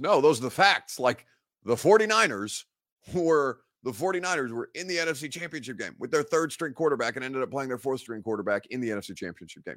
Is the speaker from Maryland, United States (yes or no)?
no; Evansville, Indiana, United States; born or raised there; now in Nashville, United States